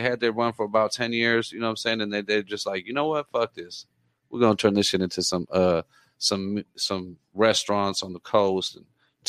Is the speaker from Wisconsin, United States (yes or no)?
no; Oceanside, California, United States; I mean, I'm from Oceanside. I've been out here since '95.